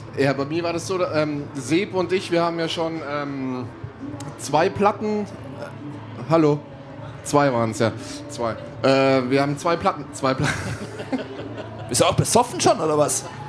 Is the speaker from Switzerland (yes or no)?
yes; Switzerland; Ich bin aus der Schweiz